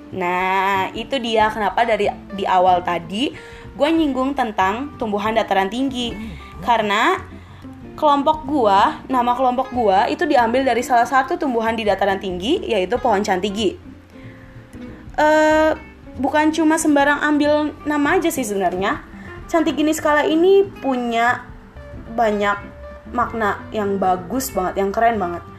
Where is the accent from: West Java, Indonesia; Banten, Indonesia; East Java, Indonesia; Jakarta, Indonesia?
Jakarta, Indonesia; asal gue dari Jakarta.